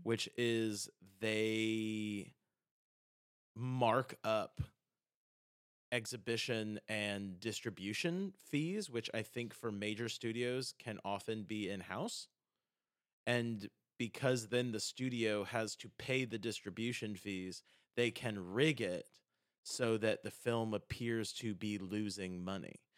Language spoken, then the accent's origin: English; South Carolina, United States; I'm from South Carolina